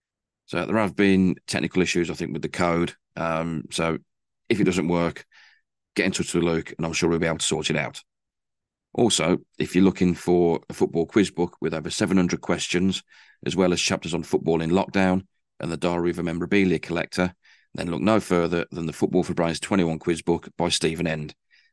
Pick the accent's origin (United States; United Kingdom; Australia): United Kingdom; Stourbridge, West Midlands; And ironically, they played my hometown in the FA Cup a few years ago. And I went down to Adams Park to watch that. Great day out. Stourbridge lost, but you know what? Loved it.